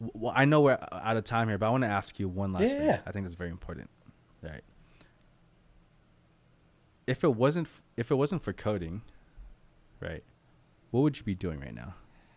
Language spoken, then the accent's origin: English; Philippines; I'm not Mexican. I'm Filipino.